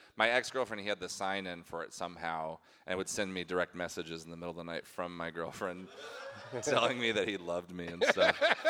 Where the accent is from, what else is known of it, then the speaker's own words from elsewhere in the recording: the Northwest, Pacific Northwest, United States; now in Los Angeles, United States; I grew up in the Northwest. There's not a lot of Jewish people up there. But now I live in L.A.